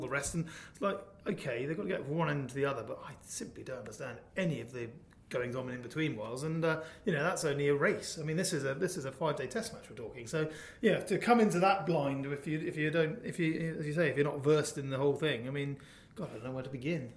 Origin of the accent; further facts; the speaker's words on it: Dorset, South West England, United Kingdom; I grew up in Dorset